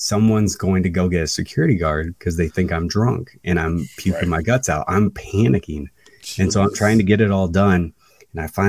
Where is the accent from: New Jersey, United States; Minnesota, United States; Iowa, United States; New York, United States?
Iowa, United States; I'm from Iowa. I'm in California right now